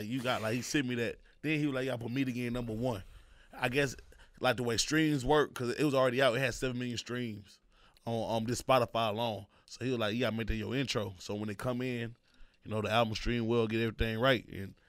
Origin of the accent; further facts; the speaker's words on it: Houston, Texas, United States; we from A-Leaf, but it's really Houston, you know?